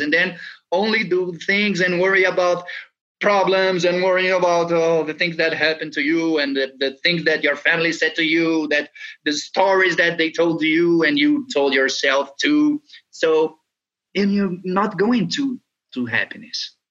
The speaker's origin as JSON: {"language": "English", "country": "Brazil", "tie": "born or raised there", "said": "I was born here in Brazil"}